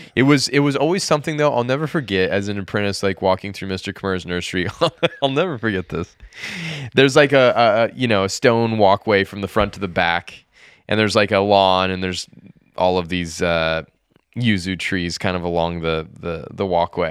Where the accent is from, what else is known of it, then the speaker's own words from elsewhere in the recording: United States; as an American